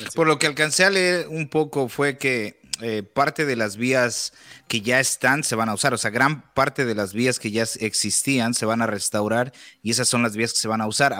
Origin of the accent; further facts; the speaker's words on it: Mexico; now in United States; la primera vez que estuve aquí en Estados Unidos estuve eh, aproximadamente cinco años y después de ahí regresé a México